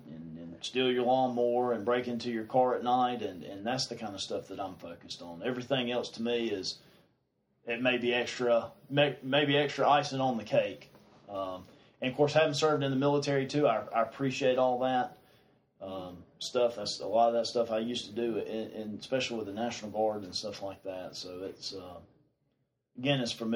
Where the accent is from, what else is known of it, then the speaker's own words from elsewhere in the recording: Piercetown, South Carolina, United States; I grew up here. I grew up in Pierstown.